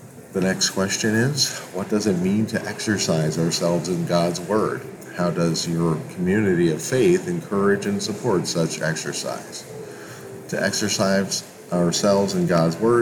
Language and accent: English; Hudson, New York, United States; I spent most of my childhood on Sundays or Saturday afternoons going to our local Roman Catholic Church, St. Mary's in Hudson, New York